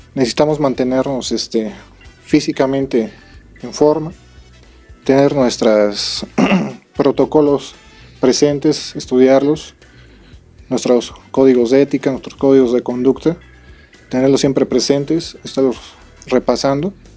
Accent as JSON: {"language": "Spanish", "region": "Querétaro", "country": "Mexico", "said": "Todos somos ciudadanos, somos queretanos y pues un orgullo ser, ser policía"}